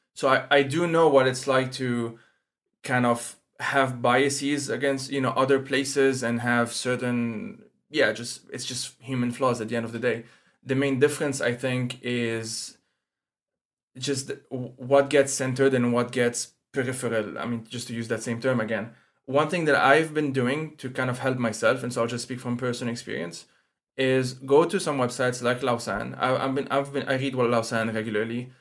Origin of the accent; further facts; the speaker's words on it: Lebanon; moved away as an adult; now in Switzerland; I'm originally from Lebanon, that's where I grew up